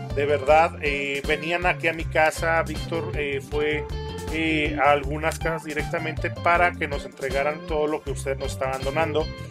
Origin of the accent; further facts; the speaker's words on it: Aguascalientes, Mexico; nosotros somos de Aguascalientes